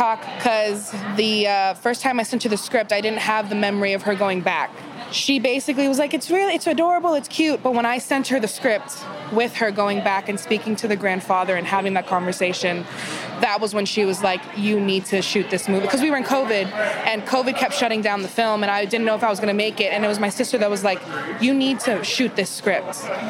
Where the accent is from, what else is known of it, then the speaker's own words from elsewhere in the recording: Miami, Florida, United States; moved away; When I'm Cuban from Miami, and it's so funny because my whole life, that Spanish, that Cuban Spanish is like half English, mm-hmm. half actual Spanish.